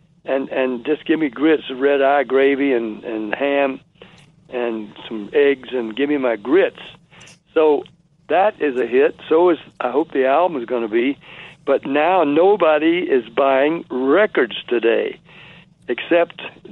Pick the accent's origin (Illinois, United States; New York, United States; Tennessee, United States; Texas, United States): Tennessee, United States; Nashville; also born or lived in Jacksonville, Florida; I was born in Jacksonville, raised in Nashville